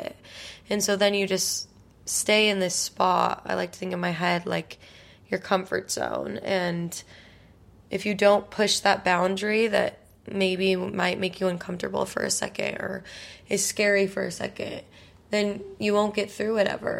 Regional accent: Utah, United States; now in New York, United States; I'm from Utah

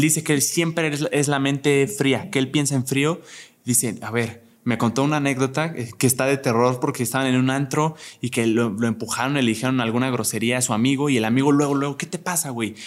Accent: Querétaro, Mexico; yo soy de Querétaro, soy de provincia y siempre he vivido allá

